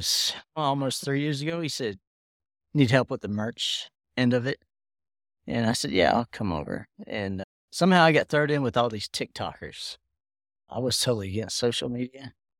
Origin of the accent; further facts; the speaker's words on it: Pennsylvania, United States; also born or lived in Florida; now in Texas, United States; I'm originally from Pennsylvania. {S2} Okay. {S3} Yeah. PA to Florida to Texas.